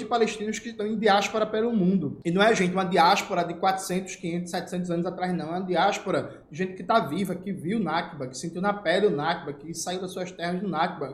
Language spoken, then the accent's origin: Portuguese; Northeast Region, Brazil; Eu saí a primeira vez do Nordeste brasileiro em 2015, eu tinha 25 anos